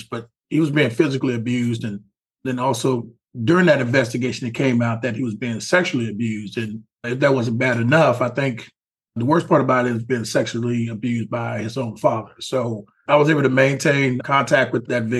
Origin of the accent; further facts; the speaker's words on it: Houston, Texas, United States; I'm from Houston. I grew up in the hood, Third Ward